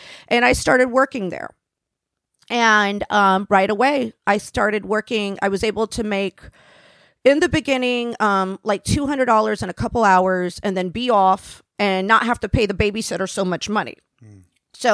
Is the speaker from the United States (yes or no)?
yes; Florida, United States; I was raised down in Florida.